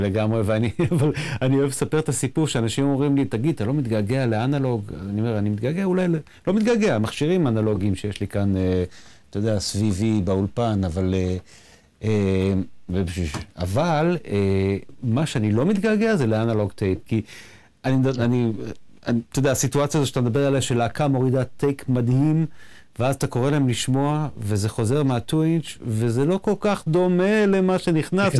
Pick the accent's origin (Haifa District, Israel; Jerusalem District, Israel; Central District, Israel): Central District, Israel; Nof Yam; גדלנו באותו, באותו הכפר, בנוף ים שנינו